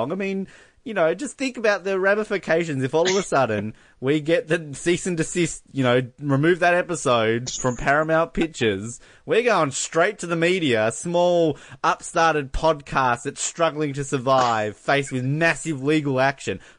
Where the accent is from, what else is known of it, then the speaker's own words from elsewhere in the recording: Australia; now in New Zealand; I, I, I, as an Australian, we're kind of in a bubble